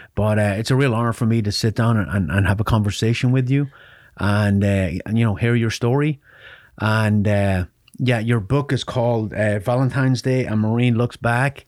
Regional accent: Ireland; I grew up in Ireland

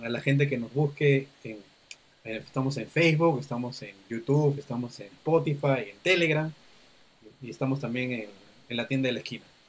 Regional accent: Peru; Perú somos, somos muchos somos muchos grupos humanos que vivimos aquí

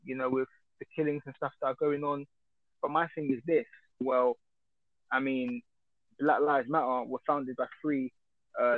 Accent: United Kingdom; we're British

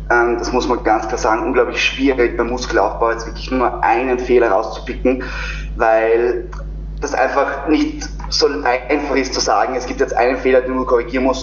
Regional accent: Vienna, Austria; zu mir nochmal, wie gesagt … ich komme aus Wien

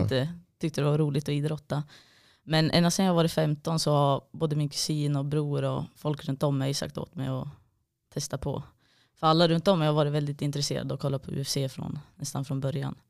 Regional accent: Gävle, Gävleborg County, Sweden; now in Malmö, Sweden; egentligen från en liten by utanför Gävle

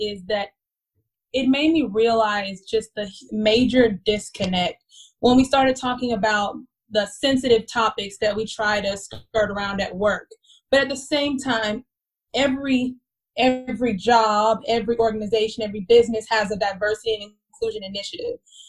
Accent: Dallas, Texas, United States; moved away as an adult; now in Atlanta, United States; I'm originally from Dallas, Texas.

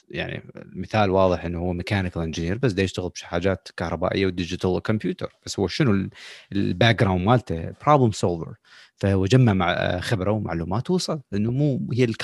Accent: Iraq; moved away; ما نعتبر يعني هسه جايين من العراق نحن خلينا نقول صار لنا فتره هنا

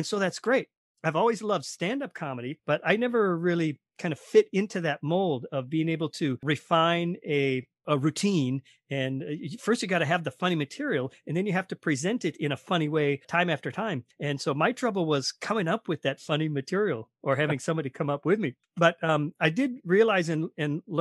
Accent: Minnesota, United States; I'm from Minnesota. We went to high school together.

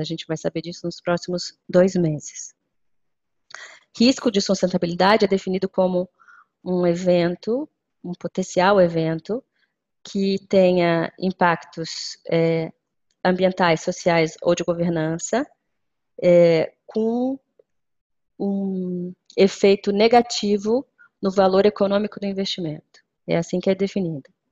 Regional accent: Brazil; moved away; o Brasil, que é enfim, o país é, de onde eu venho

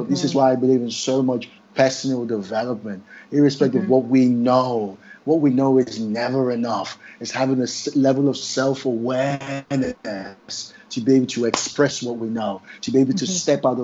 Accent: Nigeria; now in United Kingdom; my home country, Nigeria.

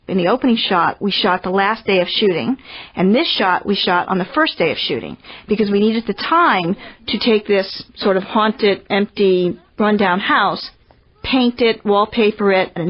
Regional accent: Haddonfield, New Jersey, United States; moved away; I'm from Haddonfield, New Jersey, and graduated from Haddonfield High School.

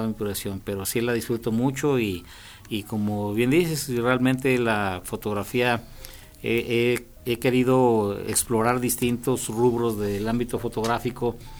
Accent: Loreto, Zacatecas, Mexico; mi padre es cronista del pueblo donde yo nací y pues él en mm, muchas ocasiones me invitaba a sus visitas de Loreto Zacatecas

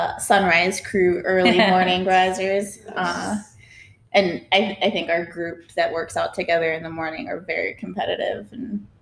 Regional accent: Cypress, Texas, United States; also born or lived in Rhode Island / Miami / Alabama; so I grew up in Cypress, Houston area. But as a kid, I lived all over the United States. So Rhode Island, Miami, Alabama.

